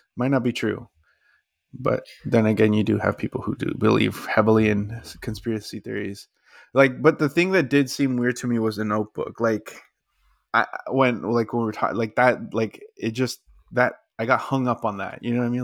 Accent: Texas, United States; it was in my home state

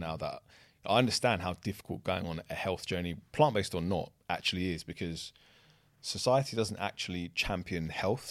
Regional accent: London, United Kingdom; I grew up in the kind of Shoreditch, Old Street area

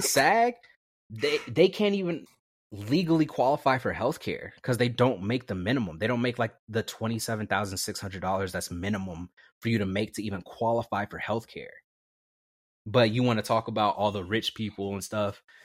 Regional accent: Vallejo, California, United States; also born or lived in Napa, California; growing up in the Bay Area, it was very diverse, especially in Vallejo

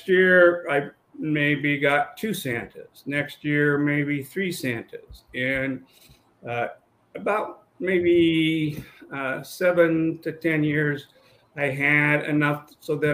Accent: Utah, United States; moved away as an adult; also born or lived in Los Angeles / Maryland / Washington, D.C.; now in Asheville, United States; I grew up in Utah and went to both undergraduate and law school at the University of Utah

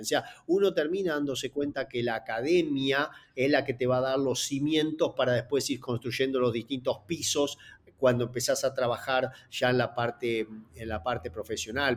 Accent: Argentina; soy argentino

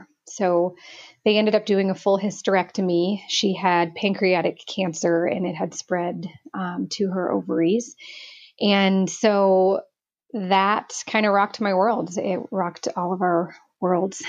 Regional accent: Omaha, Nebraska, United States; I was born and raised in Omaha, Nebraska

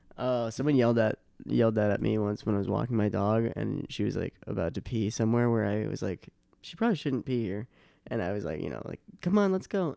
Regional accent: Boston, Massachusetts, United States; also born or lived in Chicago; now in New York, United States; I'm from Boston, but, uh, my family, my brothers and s, my brother and sister were born in Long Island

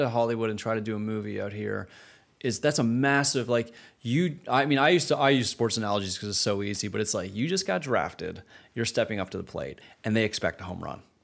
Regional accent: Canada; moved away as an adult; growing up in Canada, starting my career in Canada

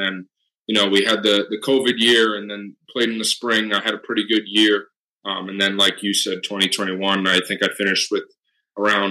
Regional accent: Wilmington, Massachusetts, United States; I went to a small public high school just in my hometown, Wilmington High School. I'm from Massachusetts

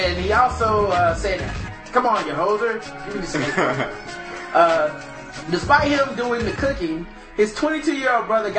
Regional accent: the South, United States; I know I'm from the South, so it sounds like blind, but blonde.

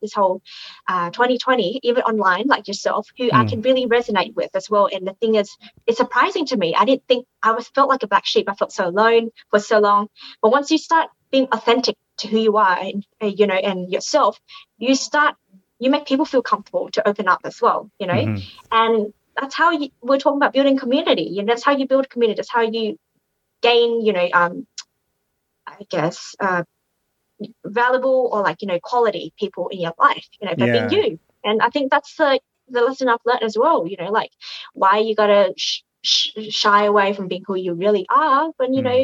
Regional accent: Australia; moved away as an adult; now in Canada; growing up in Australia

